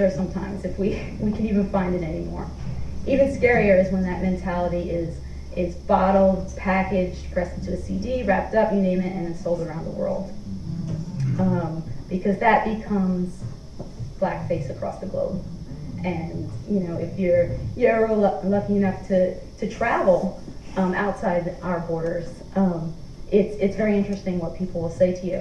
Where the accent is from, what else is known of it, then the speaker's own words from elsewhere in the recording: New York City, New York, United States; also born or lived in Bed-Stuy, Brooklyn; I'm from New York City. I grew up in a tiny row old flat apartment in a tenement building in Lower Manhattan